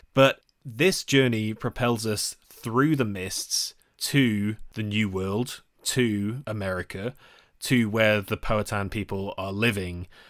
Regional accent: United Kingdom; We are British people

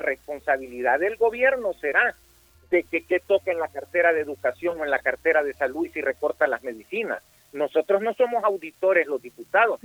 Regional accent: El Salvador; nosotros como salvadoreños

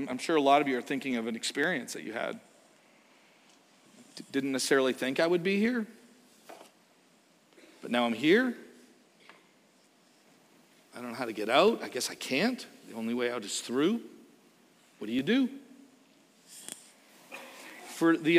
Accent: Canada; moved away; we are from Canada

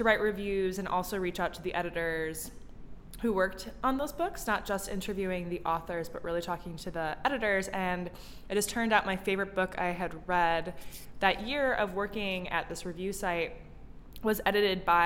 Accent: Chicago suburb, Illinois, United States; Albert Whitman and Company is actually run out of the suburb I grew up in Chicago

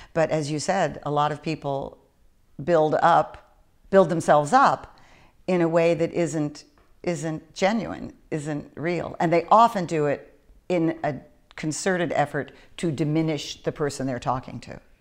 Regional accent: East Coast, United States; also born or lived in Northern California; now in Southern California, United States; I came from the East Coast originally

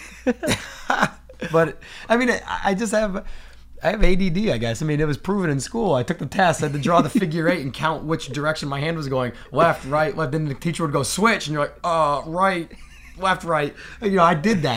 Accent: New Hampshire, United States; growing up in New Hampshire

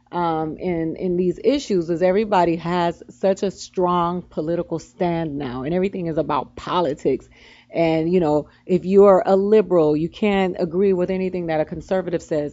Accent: Miami, Florida, United States; I come from Miami where we did riot

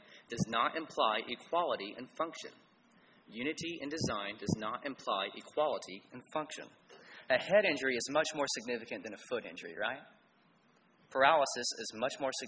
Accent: Cleveland, Tennessee, United States; I was raised in Cleveland, Tennessee

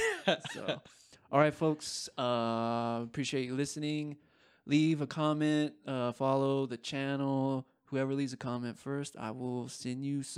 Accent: United States; As an American

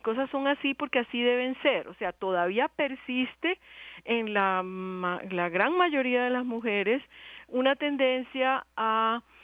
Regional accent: Cuba; now in Colombia; yo soy cubana.

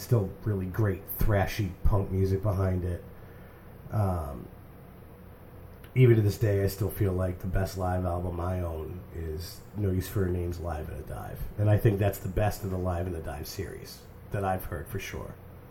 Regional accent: New Hampshire, United States; I'm from New Hampshire.

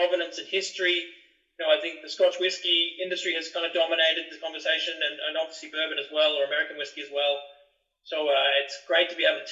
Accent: Byron Bay, New South Wales, Australia; moved away; I grew up in Australia. I grew up in a tourist destination in Australia. It's the most easterly point of Australia, a town called Byron Bay.

